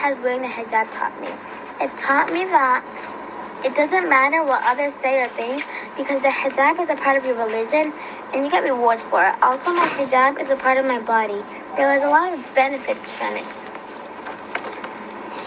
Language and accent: English; Ghana; I'm from Ghana